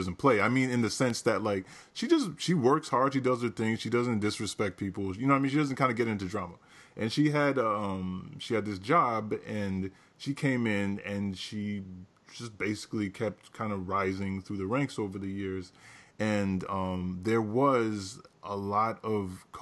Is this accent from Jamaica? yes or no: yes; Jamaica; as a Jamaican myself